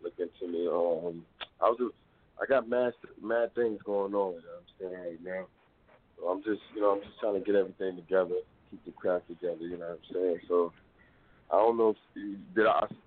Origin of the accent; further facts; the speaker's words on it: New York City, New York, United States; I'm from Brooklyn.